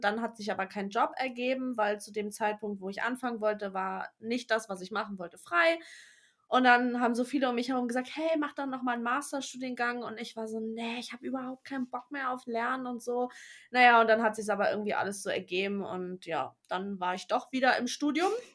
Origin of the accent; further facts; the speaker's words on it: Berlin, Germany; now in Brandenburg, Germany; ich bin zwar in Berlin geboren, aber ich wohne im Speckgürtel in Brandenburg. Sprich, ich bin also keine Berlinerin